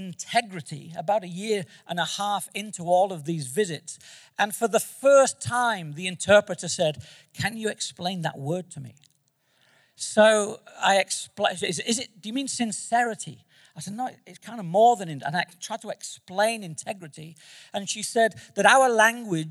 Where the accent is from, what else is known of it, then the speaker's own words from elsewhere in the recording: Manchester, North West England, United Kingdom; moved away; I'm from Manchester, England